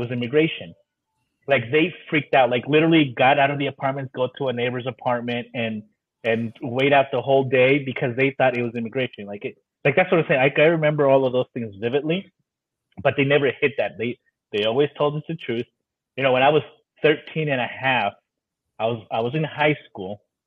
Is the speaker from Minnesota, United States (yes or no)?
no; Hayward, California, United States; also born or lived in Pomona, California / San Joaquin Valley, California; I'm as Californian as it gets